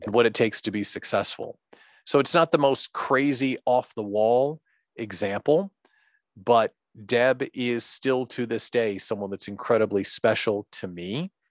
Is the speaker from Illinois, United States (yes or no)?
yes; central Illinois, United States; moved away as an adult; now in Wisconsin, United States; grew up living in central Illinois